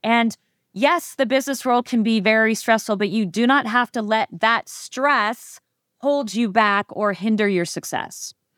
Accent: Phoenix, Arizona, United States; I was born and raised in Phoenix, Arizona

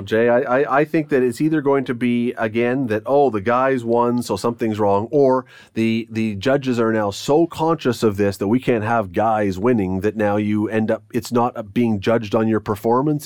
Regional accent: Toronto, Ontario, Canada; now in Hamilton, Canada; I grew up in Toronto once, uh, many, many, many, many years back

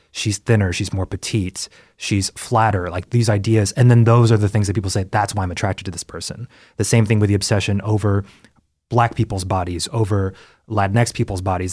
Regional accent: Texas, United States; now in Los Angeles, United States; growing up in Texas

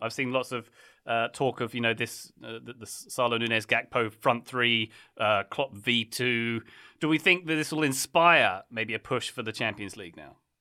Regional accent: United States; we, as American soccer fans

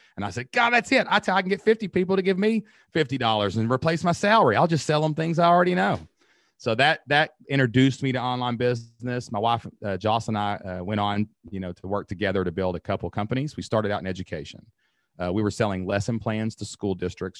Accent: Southeast Kentucky, United States; accent: Kentucky; My accent, Kentucky

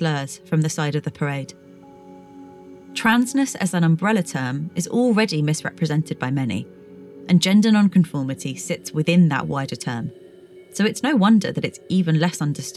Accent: United Kingdom; I've been exploring this from a very UK-centred perspective, as that's where I grew up and still live

